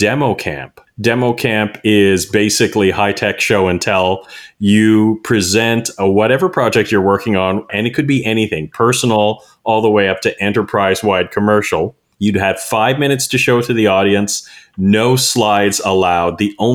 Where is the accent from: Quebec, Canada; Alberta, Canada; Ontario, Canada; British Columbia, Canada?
Ontario, Canada; Toronto; moved away as an adult; now in Tampa, United States; I'm originally from Toronto, and I moved here in 2014.